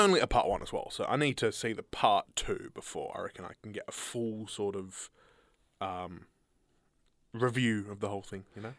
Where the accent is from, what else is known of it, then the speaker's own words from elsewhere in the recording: Horsham, Victoria, Australia; We were in country Victoria